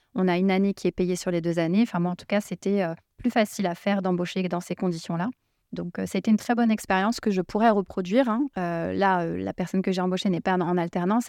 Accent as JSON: {"language": "French", "area": "Seine-Saint-Denis", "region": "Île-de-France", "country": "France", "tie": "born or raised there", "said": "là où j'ai grandi, dans le 93, il y avait une mixité sociale"}